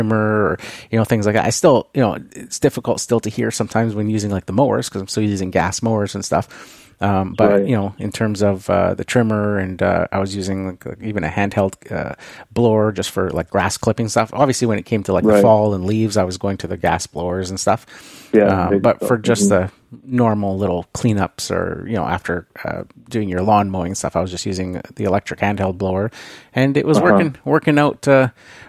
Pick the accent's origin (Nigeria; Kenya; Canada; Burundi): Canada; being a Canadian